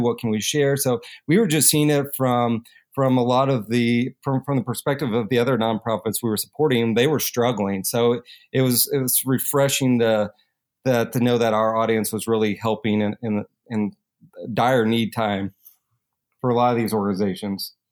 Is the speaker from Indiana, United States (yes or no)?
yes; Kentuckiana, Southern Indiana, United States; growing up in, uh, Southern Indiana, Kentuckiana area